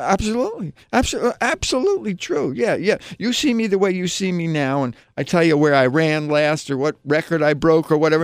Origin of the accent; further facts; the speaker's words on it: New Jersey, United States; now in New York, United States; I'm originally from New Jersey, you know, I came from a New Jersey suburb